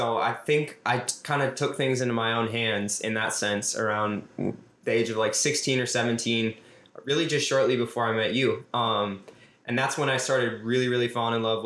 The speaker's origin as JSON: {"language": "English", "town": "Minneapolis", "region": "Minnesota", "country": "United States", "tie": "born or raised there", "said": "I was born and raised in South Minneapolis. I still live here"}